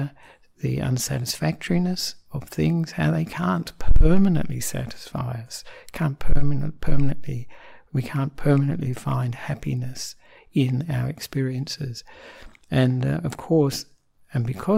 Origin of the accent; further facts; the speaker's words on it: Australia; also born or lived in Sri Lanka; I am an Australian Buddhist monk